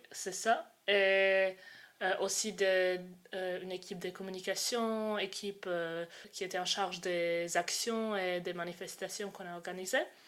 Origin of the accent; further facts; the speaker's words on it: Croatia; moved away; j'ai 20 ans et je viens de Croatie